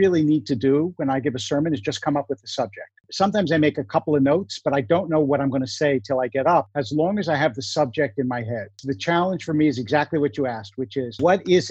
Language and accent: English; Philadelphia, Pennsylvania, United States; also born or lived in New York / New Jersey; now in Los Angeles, United States; I grew up in Philadelphia.